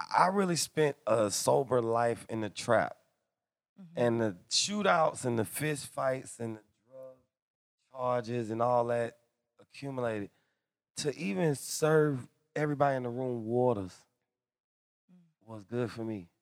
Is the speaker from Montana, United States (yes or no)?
no; Atlanta, Georgia, United States; I'm from the hood. I'm I'm I'm from Atlanta